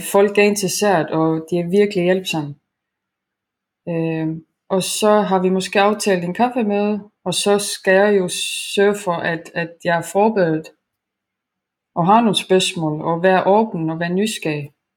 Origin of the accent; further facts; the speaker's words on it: Estonia; now in Denmark; jeg kommer oprindeligt fra Estland